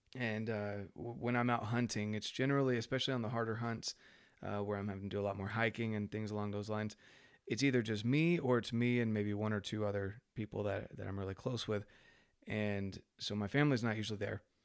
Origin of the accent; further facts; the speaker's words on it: North Carolina, United States; I was raised in North Carolina